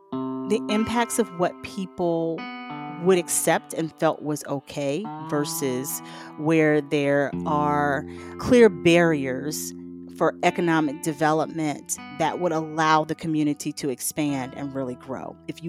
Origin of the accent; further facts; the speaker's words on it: Mississippi, United States; I grew up in the Mississippi Delta around agriculture, you know, blocks away from the Mississippi River.